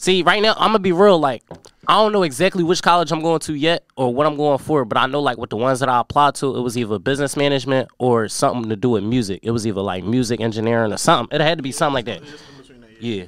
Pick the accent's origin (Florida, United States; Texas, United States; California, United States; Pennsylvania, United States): Pennsylvania, United States; Philadelphia; I'm from North Philadelphia.